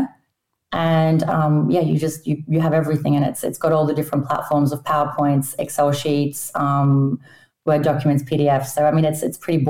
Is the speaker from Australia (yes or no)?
yes; Australia; moved away; I grew up in Australia, obviously. My parents are both Polish, but I spoke Polish at home